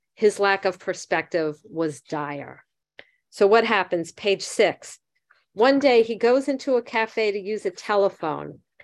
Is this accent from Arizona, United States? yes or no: no; Miami Beach, Florida, United States; I grew up in Miami Beach.